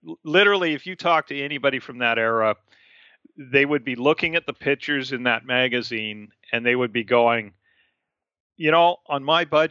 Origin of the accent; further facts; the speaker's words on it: Canada; also born or lived in Abbotsford, British Columbia; I'm a Canadian. I live on the West Coast, and that's my home